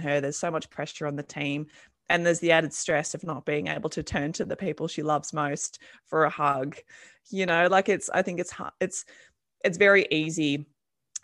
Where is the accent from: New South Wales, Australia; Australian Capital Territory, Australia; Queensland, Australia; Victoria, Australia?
New South Wales, Australia; Campbelltown; They're from my hometown, Campbelltown. We're both Campbelltown buddies